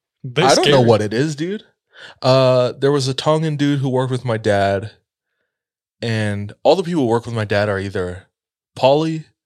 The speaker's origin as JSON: {"language": "English", "country": "Philippines", "said": "And I say this as a Filipino."}